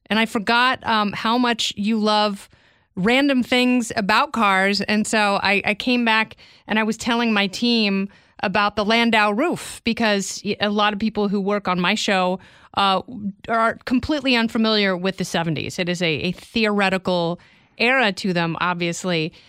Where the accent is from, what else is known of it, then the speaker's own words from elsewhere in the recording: Oregon, United States; I grew up in Oregon around a bunch of hippies